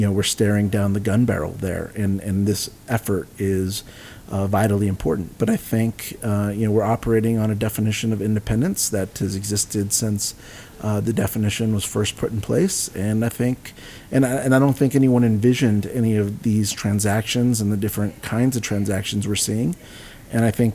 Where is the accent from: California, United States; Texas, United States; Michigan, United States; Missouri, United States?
Texas, United States; San Antonio; my hometown of San Antonio